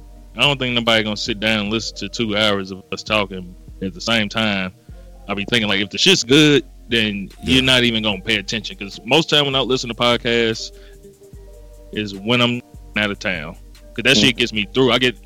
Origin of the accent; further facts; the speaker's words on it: Gary, Indiana, United States; Maybe it's because I'm from Gary, Indiana.